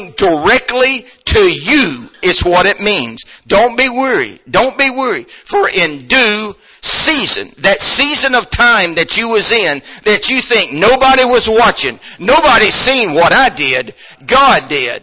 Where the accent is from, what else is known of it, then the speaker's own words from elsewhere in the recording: United States; I'm an American